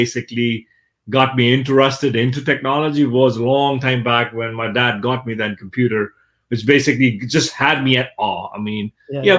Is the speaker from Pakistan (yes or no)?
yes; Pakistan; I come from Pakistan, so I was born and brought up in Pakistan